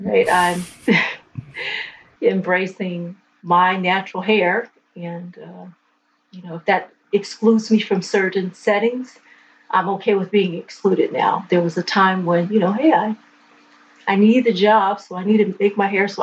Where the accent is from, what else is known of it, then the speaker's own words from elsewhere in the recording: California, United States; I'm born and raised in California